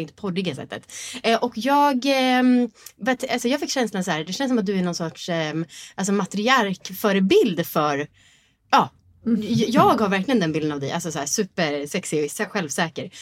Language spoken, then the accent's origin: Swedish; Sweden; vi som svenskar